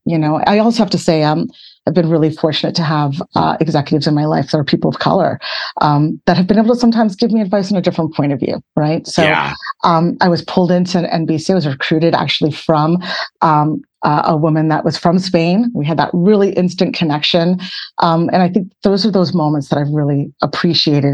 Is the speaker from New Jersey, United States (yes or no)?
no; Boston, Massachusetts, United States; I grew up in Boston, Massachusetts.